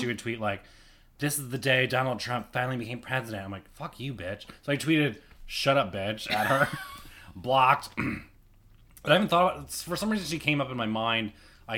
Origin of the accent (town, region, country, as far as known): Elmira, New York, United States; born or raised there; now in New York City, United States